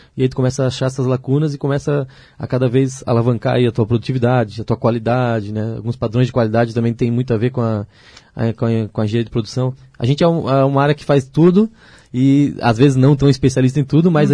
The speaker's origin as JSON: {"language": "Portuguese", "town": "Ilhota", "region": "Santa Catarina", "country": "Brazil", "tie": "born or raised there", "said": "eu sou natural de Ilhota, né? Ilhota, cidade de, aqui perto de Blumenau"}